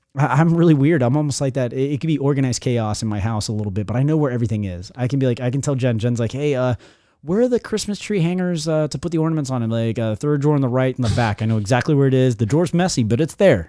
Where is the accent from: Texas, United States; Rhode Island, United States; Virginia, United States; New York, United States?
Virginia, United States; Newport News; moved away as an adult; now in Florida, United States; where I grew up in Newport News